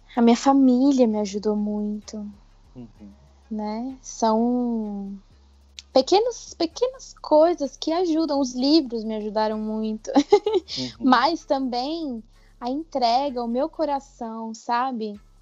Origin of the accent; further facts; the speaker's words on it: Brasília, Federal District, Brazil; Sou daqui de Brasília.